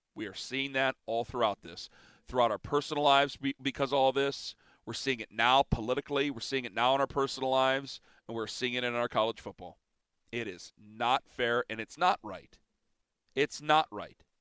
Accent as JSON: {"language": "English", "town": "Canton", "region": "Ohio", "country": "United States", "tie": "born or raised there", "said": "I'm from Canton, Ohio"}